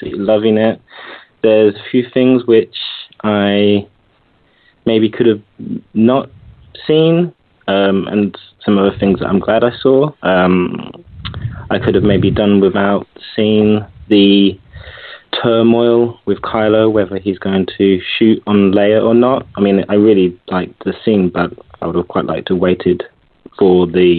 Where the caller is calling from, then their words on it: London, United Kingdom; from London.